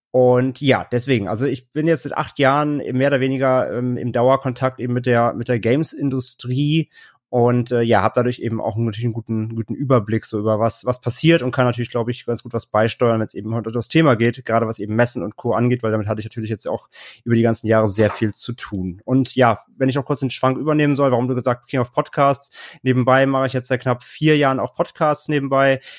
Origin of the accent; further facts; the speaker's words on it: Cologne, North Rhine-Westphalia, Germany; now in Hamburg, Germany; Ich komme eigentlich so aus dem Kölner Raum, äh, 2012 nach Hamburg gezogen